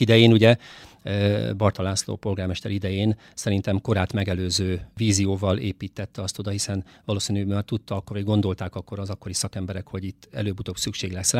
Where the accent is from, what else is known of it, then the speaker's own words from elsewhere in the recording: Szeged, Csongrád-Csanád, Hungary; én ugye Szegeden születtem, Szegeden jártam oviba, iskolába, középiskolába, egyetemre is